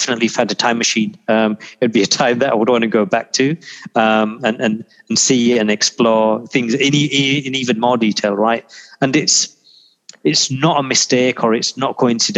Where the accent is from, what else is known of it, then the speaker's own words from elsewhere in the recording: Yorkshire and the Humber, United Kingdom; moved away; also born or lived in Pakistan / Manchester; I was born in Pakistan. I grew up in Yorkshire. I'd spent the majority of my life there